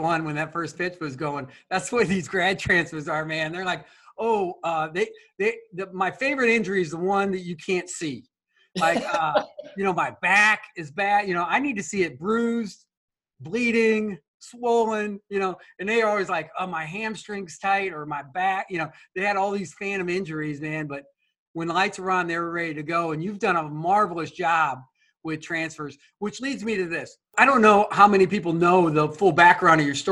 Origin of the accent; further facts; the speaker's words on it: South Dakota, United States; I grew up in South Dakota.